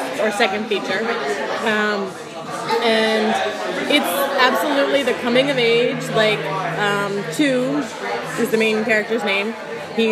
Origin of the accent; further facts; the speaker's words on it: New York, United States; I'm a New Yorker